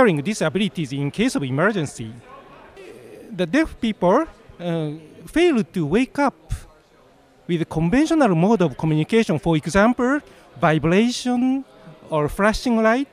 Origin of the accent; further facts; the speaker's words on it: Japan; I'm from Japan